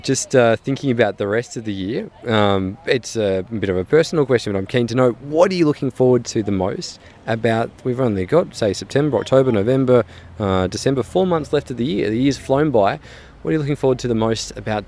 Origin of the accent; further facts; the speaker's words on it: Melbourne, Victoria, Australia; especially where I'm from. I'm from Melbourne, by the way.